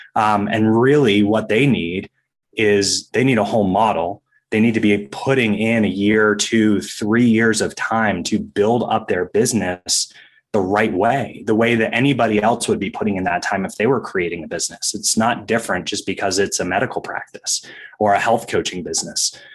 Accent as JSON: {"language": "English", "region": "Maine", "country": "United States", "tie": "born or raised there", "said": "I was a competitive ski racer growing up in Maine"}